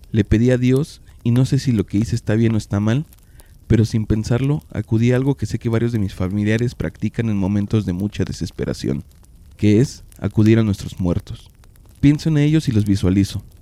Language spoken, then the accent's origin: Spanish; Mexico City, Mexico; now in Oaxaca, Mexico; Yo soy originaria de la Ciudad de México. Tengo 21 años viviendo en un pueblo pequeño, cerca de la capital de Oaxaca.